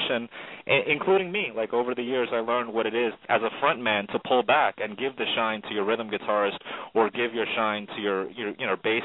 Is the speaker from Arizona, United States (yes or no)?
no; New York City, New York, United States; also born or lived in Syracuse; I was from East New York, Brooklyn